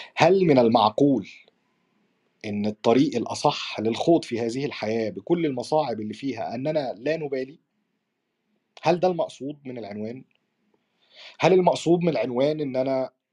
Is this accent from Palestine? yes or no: no; Egypt; احنا عندنا في مصر